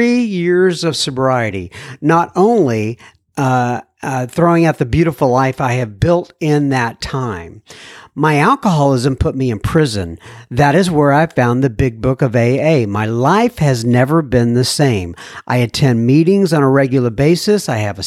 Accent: California, United States; I'm from the Southern California area, and I stumbled upon your podcast at work.

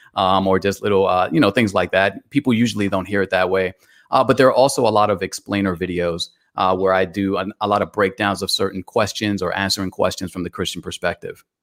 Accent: New York City, New York, United States; now in Atlanta, United States; I was born in Bronx, New York. I currently reside in Atlanta

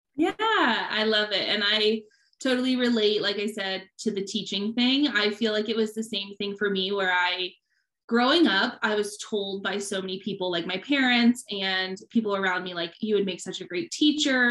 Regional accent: Midwest, United States; moved away; also born or lived in Hawaii; We're both from the Midwest

